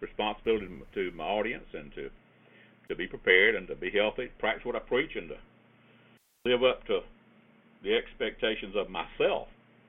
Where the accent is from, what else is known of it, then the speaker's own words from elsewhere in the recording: the South, United States; accent: Southern; South because they talk like I do, most of them, anyway. But when I'm in other places, they'll say, where are you from? Meaning, where is that accent from?